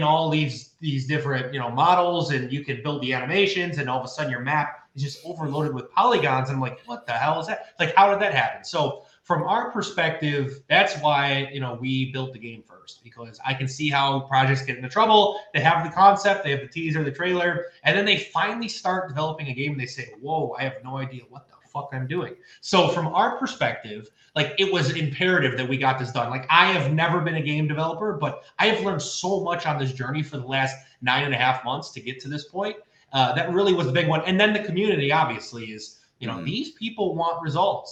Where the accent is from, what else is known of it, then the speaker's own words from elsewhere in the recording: Buffalo, New York, United States; I'm from Buffalo, New York. I'm a very blue collar guy